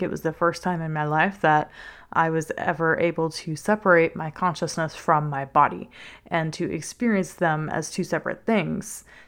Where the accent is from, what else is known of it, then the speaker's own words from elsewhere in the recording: Covington, Louisiana, United States; I am from South Louisiana, a little town named Covington. It's just north of New Orleans. You might hear the accent every now and then.